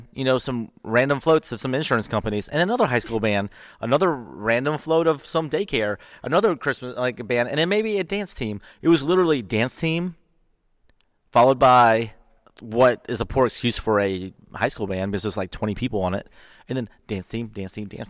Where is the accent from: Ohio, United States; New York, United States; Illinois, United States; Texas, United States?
Texas, United States; Houston; I grew up in Houston, so I was a big Houston Oilers fan.